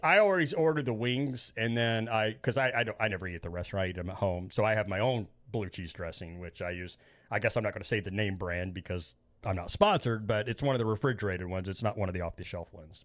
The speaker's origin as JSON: {"language": "English", "region": "Indiana", "country": "United States", "said": "I'm from Indiana. They call us Hoosiers"}